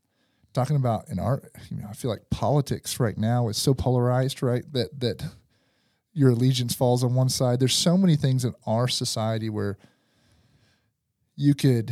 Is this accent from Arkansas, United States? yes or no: yes; Van Buren, Arkansas, United States; And then it is where I grew up in Van Buren, Arkansas, right?